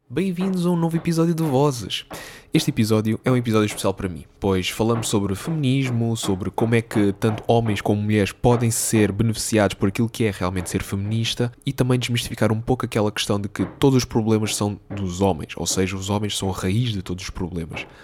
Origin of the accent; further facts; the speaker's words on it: Portugal; sou português, sou estudante